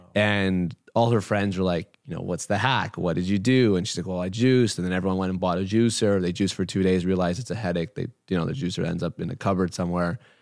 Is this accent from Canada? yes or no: yes; Canada; I was born in Canada